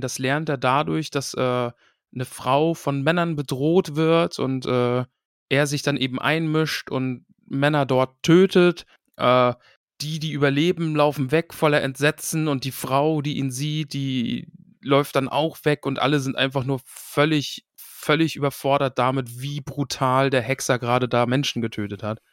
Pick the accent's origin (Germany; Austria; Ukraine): Germany; a few kilometres from Stralsund, Mecklenburg-Vorpommern; Das ist quasi ein paar Kilometer weiter weg von mir gewesen, wo ich groß geworden bin